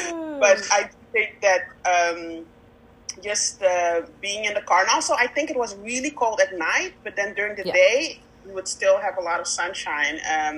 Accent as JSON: {"language": "English", "country": "Netherlands", "also_born_or_lived": "Victoria, Canada", "said": "I am from the Netherlands."}